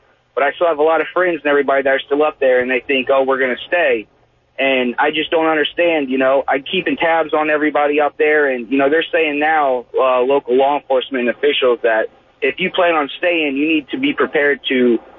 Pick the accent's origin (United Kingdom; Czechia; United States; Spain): United States; Murrells Inlet, South Carolina; moved away as an adult; also born or lived in Florida; now in Jacksonville, United States; I am from Merle's Inlet, South Carolina, which is, you know, 20, 25 minutes south of Myrtle Beach. I've been down here in Florida for 3 years.